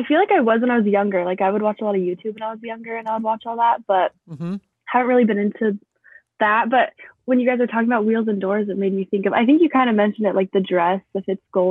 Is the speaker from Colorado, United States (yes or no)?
yes; Highlands Ranch, Colorado, United States; now in Lincoln, United States; So I'm from Colorado originally. And then right now I'm in Lincoln, Nebraska. I go to UNO.